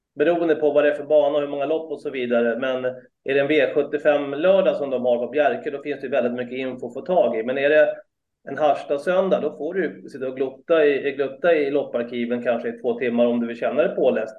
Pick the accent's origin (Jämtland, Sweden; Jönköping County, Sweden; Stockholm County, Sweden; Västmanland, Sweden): Stockholm County, Sweden; Solna; moved away as an adult; now in Sigtuna, Sweden; Jag är uppväxt i Solna faktiskt första 30 åren